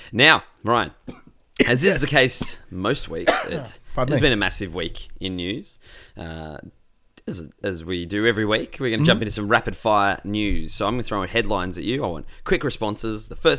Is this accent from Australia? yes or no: yes; Australia; It was a harrowing week as an Australian sports fan.